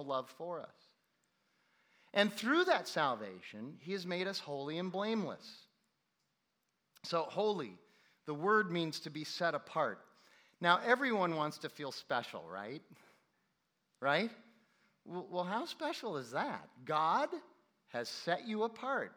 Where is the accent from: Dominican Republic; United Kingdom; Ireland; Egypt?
Ireland; I am not an Irish Christian. I am a Christian who happens to be Irish. Which, by the way, as an Irish guy